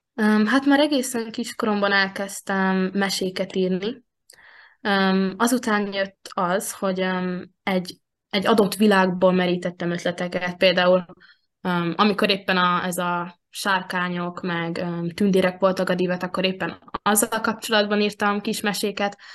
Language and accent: Hungarian; Veszprém, Veszprém County, Hungary; én itt születtem Veszprémben, a testvéremmel együtt